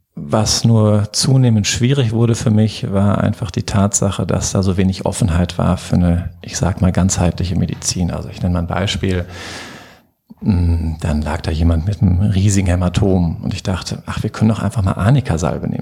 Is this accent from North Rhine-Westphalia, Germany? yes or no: yes; Herdecke, North Rhine-Westphalia, Germany; also born or lived in Marburg / Cologne; ich bin auch hier in Herdecke geboren